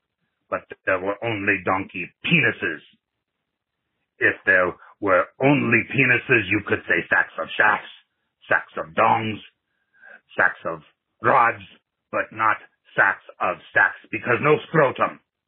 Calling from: Nigeria; English is a second language; from Nigeria.

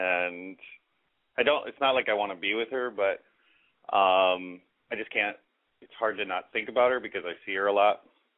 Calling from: Minneapolis, Minnesota, United States; I'm from Minneapolis. I'm 40.

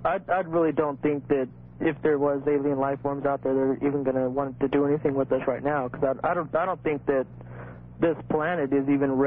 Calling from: Phoenix, Arizona, United States; I'm calling from Phoenix, KTAR.

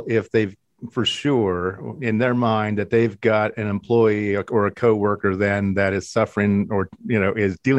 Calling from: Columbus, Ohio, United States; I'm in Columbus, nowhere near California

